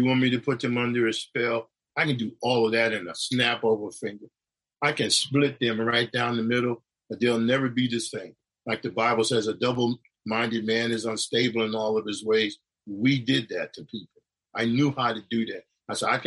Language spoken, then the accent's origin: English; New York, United States; also born or lived in Connecticut; where I grew up in New York and the place in Connecticut